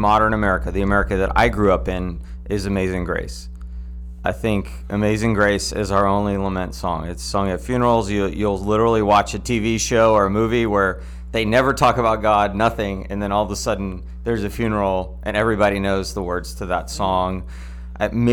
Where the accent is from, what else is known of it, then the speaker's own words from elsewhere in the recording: United States; I'm an American